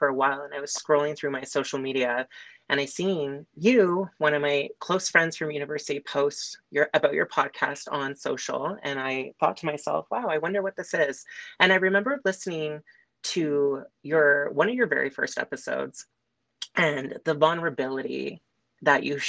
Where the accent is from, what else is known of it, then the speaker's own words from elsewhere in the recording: Manilla, Ontario, Canada; also born or lived in Uxbridge, Ontario / Lindsay, Ontario; I was born in Uxbridge, Ontario, which is near like Markham, Stouffville area. I grew up, though, in a small rural town called Manila